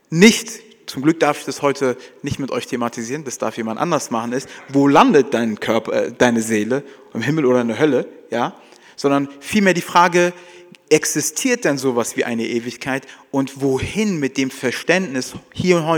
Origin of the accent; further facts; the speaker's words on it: Frankfurt, Hesse, Germany; Ja, keiner campt für immer. Ja, jedenfalls wir als Frankfurter, ja, sondern es geht immer wieder zurück nach Hause.